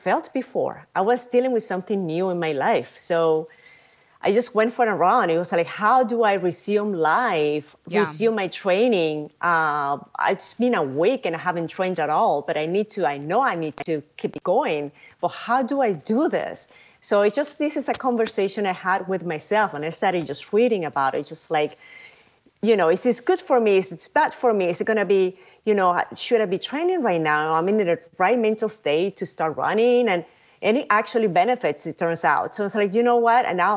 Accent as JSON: {"language": "English", "country": "Venezuela", "also_born_or_lived": "New York City", "moved": "yes", "lives_now": "Madrid, Spain", "said": "I'm from Venezuela"}